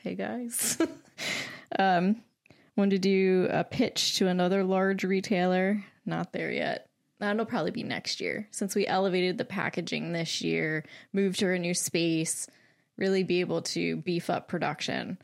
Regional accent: Lancaster, Pennsylvania, United States; I'm from Lancaster, so I have not moved

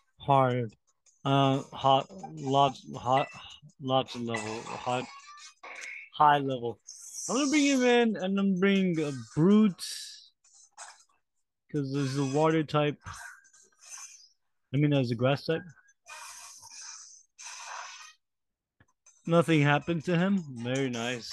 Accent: United States; I'm American

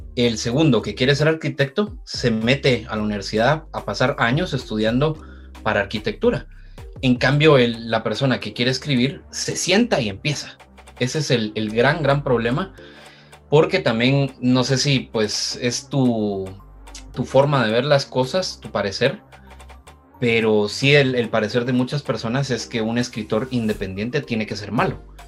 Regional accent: Guatemala; mi experiencia como escritor guatemalteco

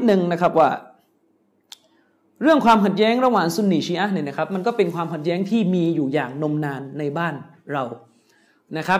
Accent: Yala, Thailand; ผมเองเนี่ยเกิดมาที่ยะลาเนี่ย

